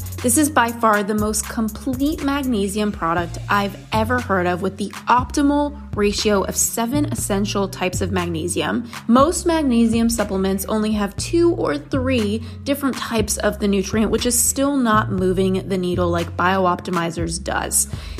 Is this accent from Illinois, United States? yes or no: no; Los Angeles, California, United States; kind of growing up in Los Angeles and influencer land with so many people who are focused on wellness